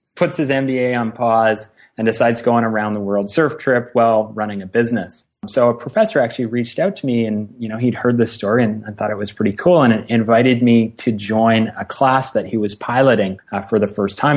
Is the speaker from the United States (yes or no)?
no; Ottawa, Ontario, Canada; moved away as an adult; also born or lived in Halifax, Nova Scotia; I'm an Ottawa, Ontario, Canada kid, born and raised in in Ottawa